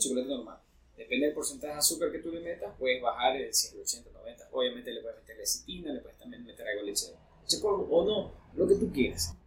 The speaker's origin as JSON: {"language": "Spanish", "country": "Ecuador", "said": "nosotros como ecuatorianos"}